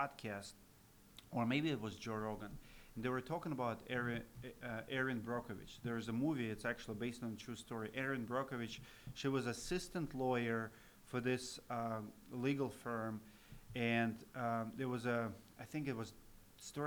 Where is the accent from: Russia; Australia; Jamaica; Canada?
Russia; Siberia; English is a second language; moved away as an adult; now in United States; I'm Russian American